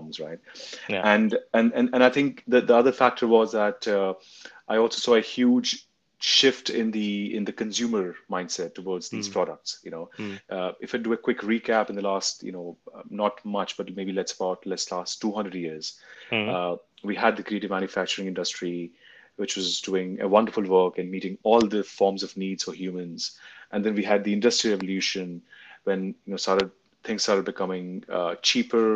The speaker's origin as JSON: {"language": "English", "country": "India", "tie": "born or raised there", "moved": "yes", "said": "I was born and raised in India for a large part of my life"}